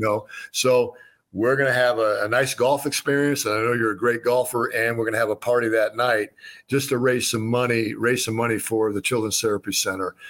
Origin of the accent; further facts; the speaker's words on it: Wheaton, Illinois, United States; also born or lived in Norman, Oklahoma; I grew up in Wheaton, Illinois